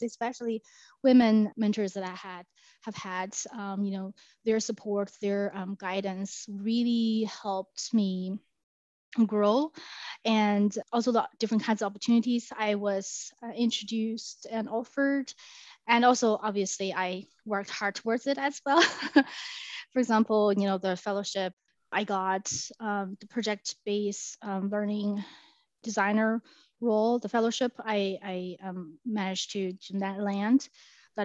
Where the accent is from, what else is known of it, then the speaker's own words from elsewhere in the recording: China; English is a second language; moved away as an adult; also born or lived in Arizona, United States; now in United States; I was born and raised in China, and I went to Arizona State University to pursue my doctoral studies.